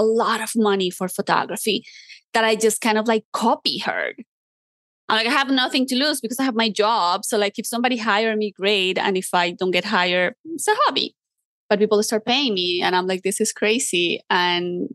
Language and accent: English; Colombia; moved away; I grew up in Colombia